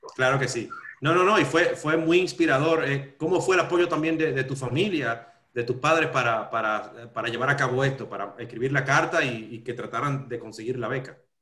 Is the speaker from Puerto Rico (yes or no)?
no; Dominican Republic; yo soy de República Dominicana